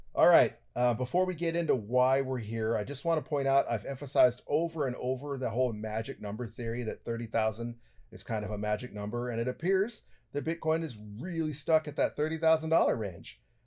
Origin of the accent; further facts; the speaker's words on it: United States; I'm an American